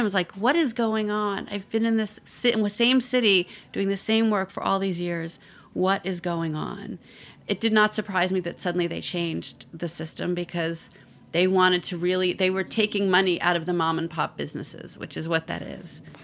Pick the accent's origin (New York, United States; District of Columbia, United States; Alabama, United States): New York, United States; New York City; I grew up in the Bronx